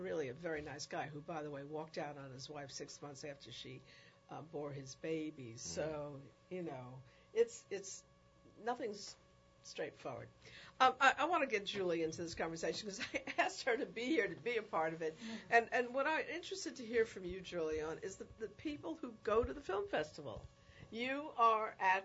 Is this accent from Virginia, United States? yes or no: no; New York City, New York, United States; I was raised in the Bronx, in the South Bronx, in a very multidimensional community.